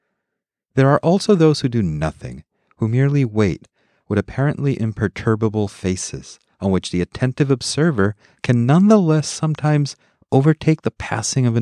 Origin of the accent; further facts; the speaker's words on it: Mexico City, Mexico; moved away as an adult; I grew up in Mexico City, spending my childhood and teenage years there